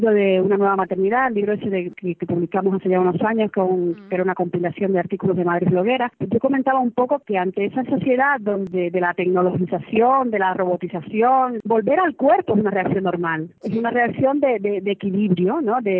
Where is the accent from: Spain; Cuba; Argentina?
Cuba; Yo, que además no soy izquierdosa para nada, porque ya vengo, vengo escaldada de Cuba